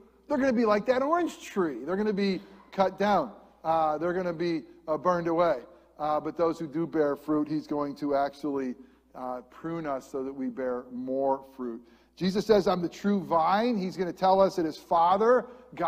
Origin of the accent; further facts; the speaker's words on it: upstate New York, United States; moved away as an adult; also born or lived in Lakeland, Florida / New Jersey; now in Central Florida, United States; an upstate New York boy